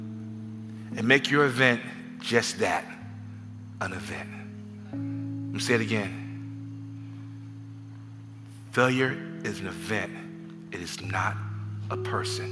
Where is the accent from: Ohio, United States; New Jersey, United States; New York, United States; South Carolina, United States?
New York, United States; New York City; I'm from the Bronx